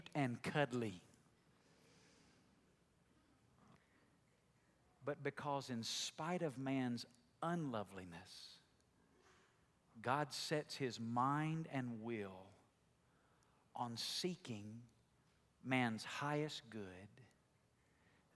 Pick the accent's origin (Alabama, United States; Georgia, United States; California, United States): Alabama, United States; accent: southern drawl; moved away; I grew up in Alabama, and in Alabama everybody talks like I do or even worse than I do, right? It's the language of where I'm from. We all have this deep, long southern drawl